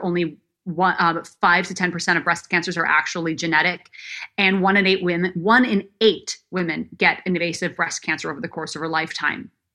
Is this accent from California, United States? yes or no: no; Minnesota, United States; moved away as an adult; also born or lived in Illinois; from the time I was 12 growing up in Minnesota